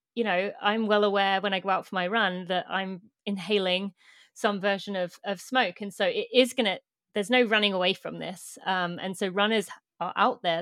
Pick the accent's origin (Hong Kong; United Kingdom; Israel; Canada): United Kingdom; moved away as an adult; now in United States; I'm British, but I live in the US